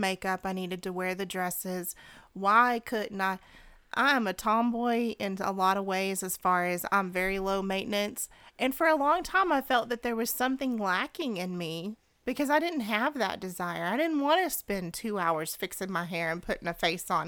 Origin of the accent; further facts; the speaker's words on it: United States; I was born in the United States of America